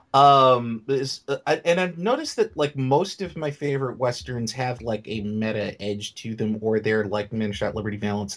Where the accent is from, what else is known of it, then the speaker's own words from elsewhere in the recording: New York City, New York, United States; I came from New York City public schools